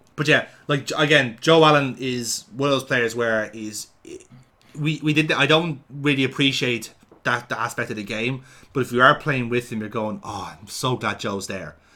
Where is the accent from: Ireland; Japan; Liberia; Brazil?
Ireland; Dublin, Leinster; fat little shit growing up in Dublin